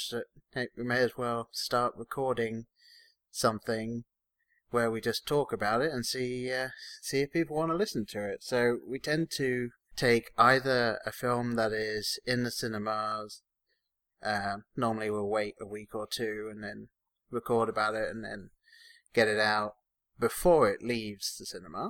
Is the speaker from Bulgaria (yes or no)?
no; England, United Kingdom; now in Columbus, United States; me being English